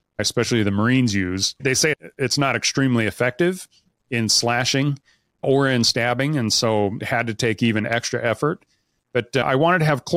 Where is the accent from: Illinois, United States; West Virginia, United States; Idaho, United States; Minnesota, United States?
Idaho, United States; now in Utah, United States; I was born and raised in Idaho, so I am a Idaho boy through and through. I live in Utah now, but all of my roots are in Idaho.